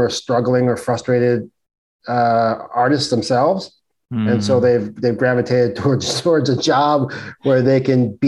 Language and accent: English; New York City, New York, United States; growing up in Brooklyn, on the streets of Brooklyn